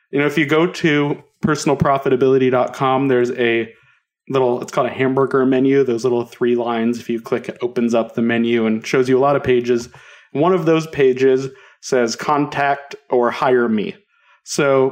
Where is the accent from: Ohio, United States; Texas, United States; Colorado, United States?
Colorado, United States; South Denver suburbs; also born or lived in Boulder, Colorado; where I grew up in the South Denver suburbs